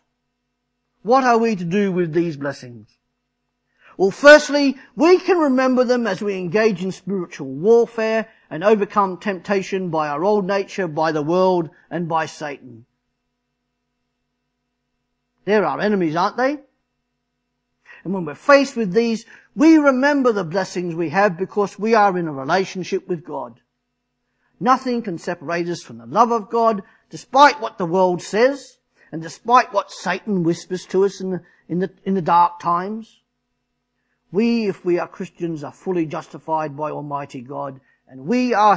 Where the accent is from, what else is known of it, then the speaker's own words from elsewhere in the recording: Australia; moved away; I'm Australian